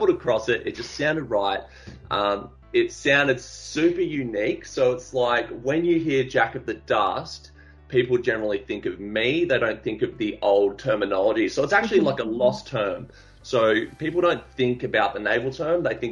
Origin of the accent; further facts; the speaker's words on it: Australia; also born or lived in Gold Coast; I'm an Australian artist of the social generation